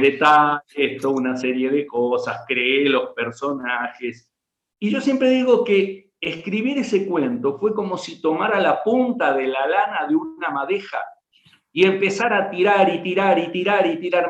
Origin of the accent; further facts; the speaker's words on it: Rafaela, Santa Fe, Argentina; yo soy originario de Rafaela, Santa Fe